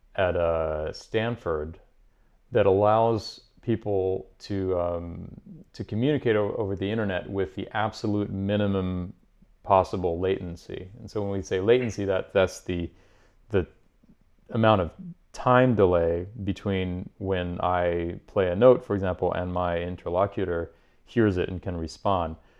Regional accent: Paris, Île-de-France, France; moved away as an adult; also born or lived in Edinburgh / Boston; now in New York, United States; growing up in Paris, I went to the conservatory and studied classical music

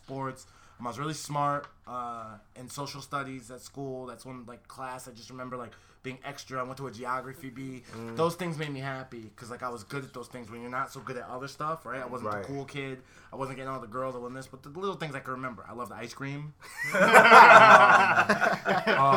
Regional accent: Connecticut, United States; moved away; I'm from Connecticut

